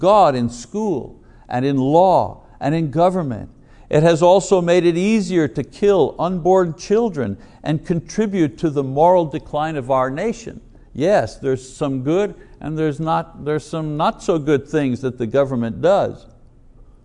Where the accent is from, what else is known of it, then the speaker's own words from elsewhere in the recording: Montreal, Quebec, Canada; a boy growing up in Montreal, in Quebec